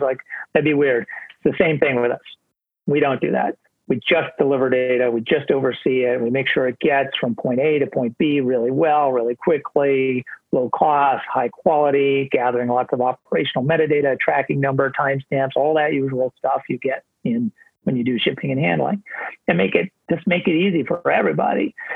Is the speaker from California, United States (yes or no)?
no; Montana, United States; also born or lived in New York State; now in New York, United States; I'm quarantining in Montana which is my home state where I grew up on our family ranch here